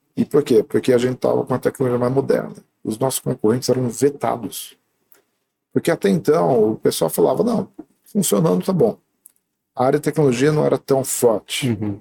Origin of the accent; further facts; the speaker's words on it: Alumínio, São Paulo, Brazil; moved away; also born or lived in Sorocaba / Campinas; Eu nasci em Sorocaba porque, na verdade, eu era de alumínio e lá não tinha hospital.